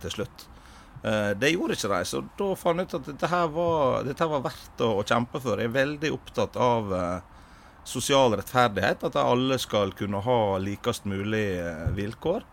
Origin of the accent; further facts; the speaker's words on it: Sunnmøre, Møre og Romsdal, Norway; moved away as an adult; now in Stavanger, Norway; jeg er opprinnelig fra Sunnmøre